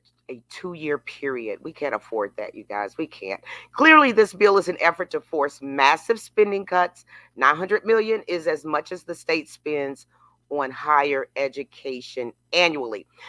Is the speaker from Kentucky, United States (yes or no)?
yes; Kentucky, United States; we always get embarrassed in Kentucky. People say, where are you from? I'm like, in the Midwest, kind of South.